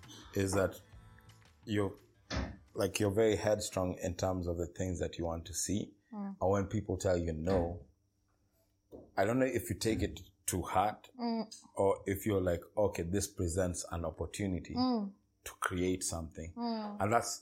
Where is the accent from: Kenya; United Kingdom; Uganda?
Kenya; we are the only Kenyans, and there's another Kenyan who runs a butchery somewhere. I was like, you're Kenyans. I came from Kambu. And now I live here.